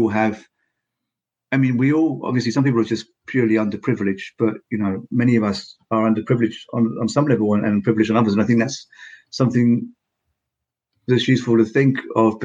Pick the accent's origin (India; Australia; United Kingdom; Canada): United Kingdom; now in Finland; although I'm in Finland, but I'm from Britain.